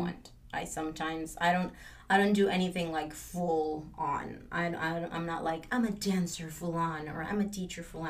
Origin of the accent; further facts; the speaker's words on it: Mexico; now in Los Angeles, United States; I am from Mexico and I moved